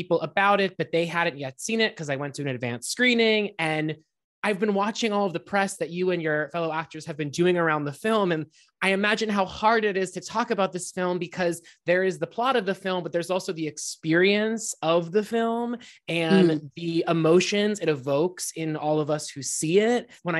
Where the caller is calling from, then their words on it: Brooklyn, New York, United States; I'm calling from Brooklyn, New York, downtown Brooklyn.